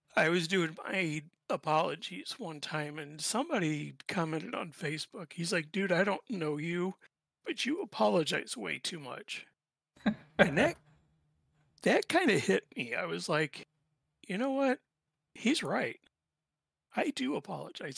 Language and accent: English; Indianapolis, Indiana, United States; also born or lived in near Chicago; now in Chicago, United States; I'm from originally from Indianapolis. I grew up there. Uh, right now I'm living in just outside of Chicago.